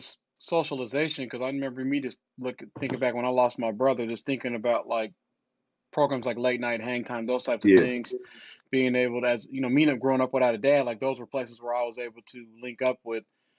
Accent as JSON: {"language": "English", "region": "the South", "country": "United States", "tie": "born or raised there", "said": "for me growing up in the South, some of the core values, you know, was like respect, trust, accountability"}